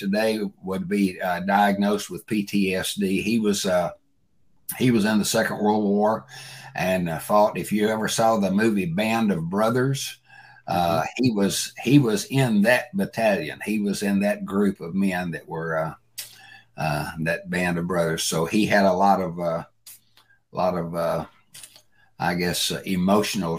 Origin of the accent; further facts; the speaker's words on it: Bolivar, Tennessee, United States; I grew up in West Tennessee, a little town called Bolivar, Tennessee.